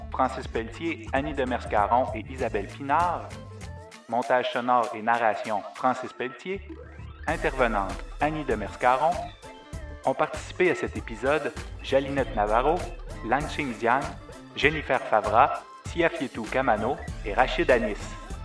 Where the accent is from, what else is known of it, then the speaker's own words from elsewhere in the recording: a region of Quebec, Canada; moved away as an adult; also born or lived in La Matapédia, Bas-Saint-Laurent, Quebec; J'avais tous les avantages de ma région natale, comme l'accès privilégié